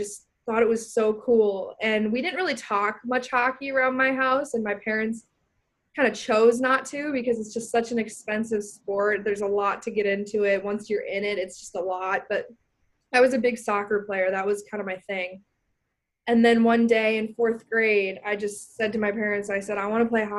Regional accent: Minnetonka, Minnesota, United States; moved away as an adult; I'm from Minnetonka, Minnesota, which is about 20 minutes, 15 minutes outside of downtown

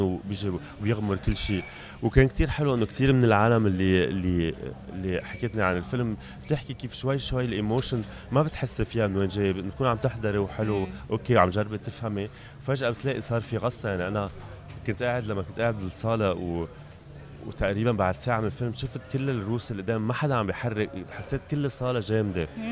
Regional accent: Beirut, Beirut Governorate, Lebanon; المكان اللي انا جاي منه هو لبنان انا خلقت ببيروت وعشت كل حياتي ببيروت

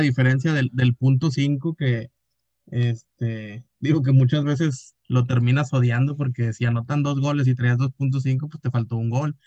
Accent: Mexico; como todo mexicano

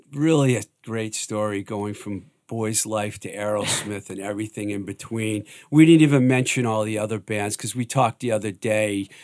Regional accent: Worcester, Massachusetts, United States; I grew up in the Worcester area

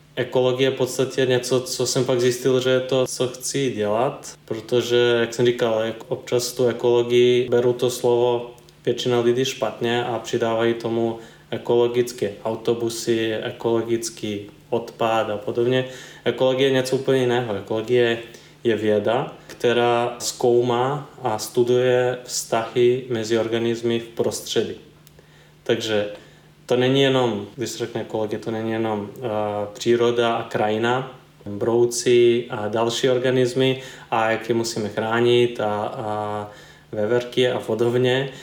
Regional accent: eastern Serbia, Serbia; now in Czech Republic; já jsem v České republice skončil ze Srbska, takže původem jsem eh, z Balkánu. A když to vezmu přesněji, tak je to východní

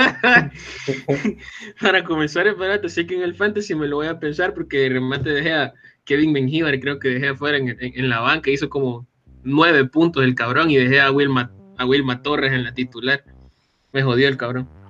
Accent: El Salvador; un salvadoreño

